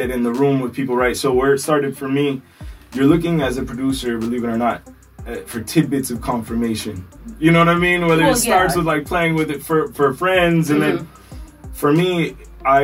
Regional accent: Miami, Florida, United States; I'm born and raised in Miami, Florida

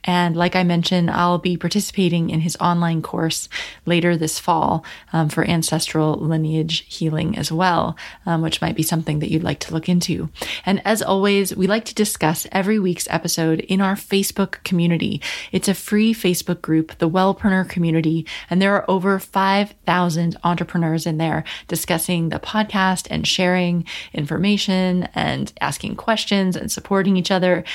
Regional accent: United States; I grew up in America and my ancestry is very Northern European.

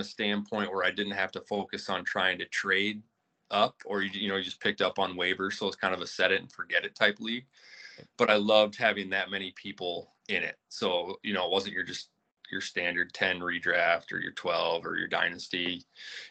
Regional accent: Bellevue, Iowa, United States; now in Dubuque, United States; buddies from my hometown, originally from Bellevue, Iowa

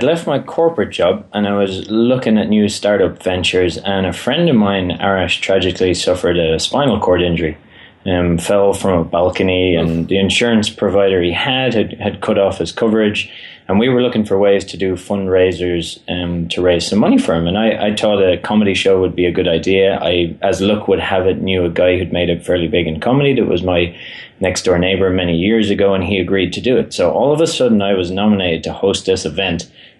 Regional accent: Ireland; You're now in charge, but I am from Ireland, and that tends to dominate a bit as well.

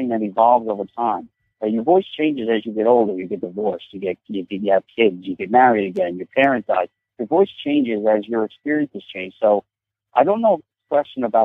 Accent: Forge River, New York, United States; growing up in Ford River

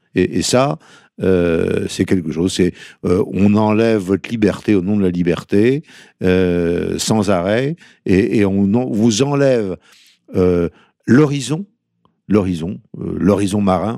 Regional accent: northern Brittany, France; En tant que breton du Nord

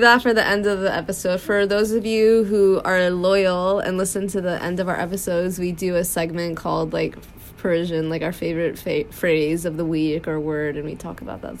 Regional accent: United States; we grew up in America

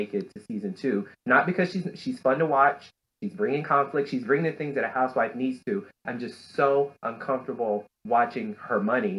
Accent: the South, United States; I grew up in Black churches in the South with people who would put their little money in the envelopes.

